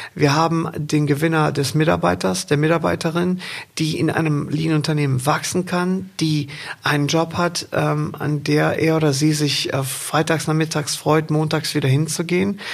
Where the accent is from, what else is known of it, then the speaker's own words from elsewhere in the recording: Rhineland, Germany; also born or lived in Windeck; wir im Rheinland